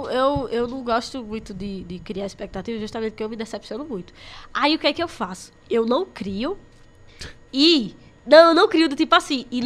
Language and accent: Portuguese; Salgueiro, Pernambuco, Brazil; Mas eu vim de Salgueiro pra cá, escondido.